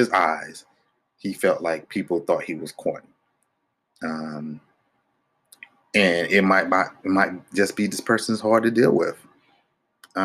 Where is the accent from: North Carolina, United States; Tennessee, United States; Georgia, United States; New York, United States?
North Carolina, United States; I grew up in North Carolina